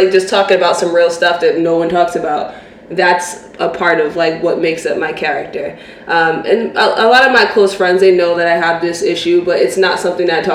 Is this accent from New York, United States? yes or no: yes; New York City, New York, United States; I'm from St. Albans, Queens